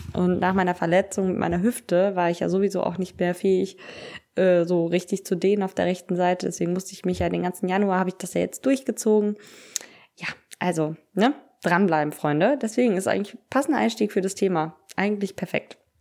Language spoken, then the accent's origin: German; Cologne, North Rhine-Westphalia, Germany; bei uns in Köln ist ja Karneval